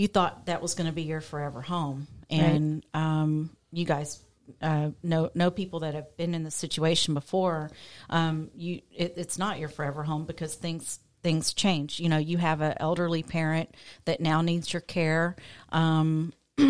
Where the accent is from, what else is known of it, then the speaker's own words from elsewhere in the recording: Lufkin, Texas, United States; now in San Antonio, United States; My hometown of Lufkin